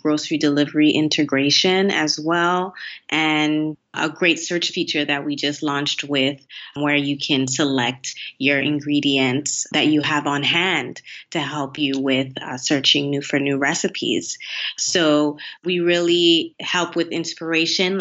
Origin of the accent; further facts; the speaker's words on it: Miami, Florida, United States; also born or lived in Haiti; now in China; I'm from Miami, and in Miami, it's really not uncommon to learn no more than one language